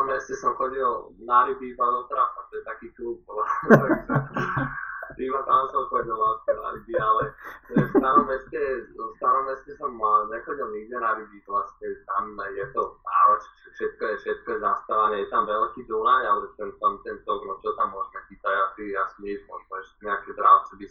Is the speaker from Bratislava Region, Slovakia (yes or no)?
yes; Bratislava, Bratislava Region, Slovakia; moved away as an adult; also born or lived in Washington, United States; keďže sme z Bratislavy